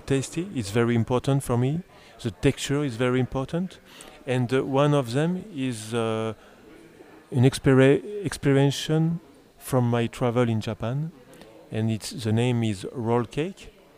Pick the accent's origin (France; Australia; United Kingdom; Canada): France; English is a second language; I was born in France, but my father is from, uh, it, south of Italy, from, uh, Puglia